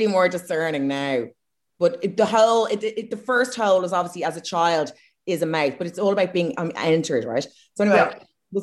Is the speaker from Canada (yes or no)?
no; Ireland; accent: Irish; posh; now in United Kingdom; I have an Irish accent in the UK